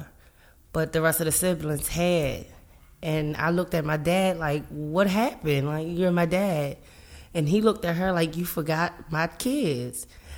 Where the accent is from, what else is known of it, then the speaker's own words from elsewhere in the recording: Baltimore, Maryland, United States; I grew up in Baltimore City